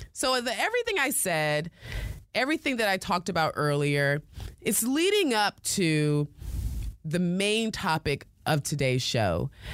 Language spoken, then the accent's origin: English; United States; accent: American; my American accent